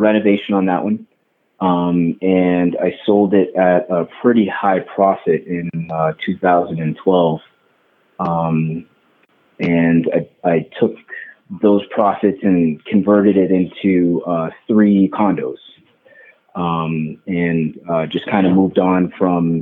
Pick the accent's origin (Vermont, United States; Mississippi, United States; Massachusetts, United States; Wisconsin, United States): Massachusetts, United States; Boston; moved away as an adult; now in Colorado Springs, United States; as a Bostonian